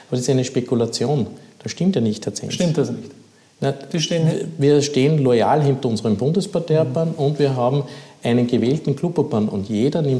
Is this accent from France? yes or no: no; Upper Austria, Austria; Ich habe das selber miterlebt in meiner Heimatgemeinde, was die Welser Westspange betroffen hat.